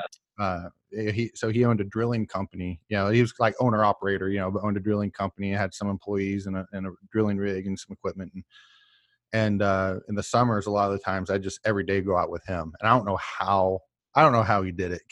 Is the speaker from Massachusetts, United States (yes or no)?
no; Tulsa, Oklahoma, United States; moved away; I'm from Oklahoma originally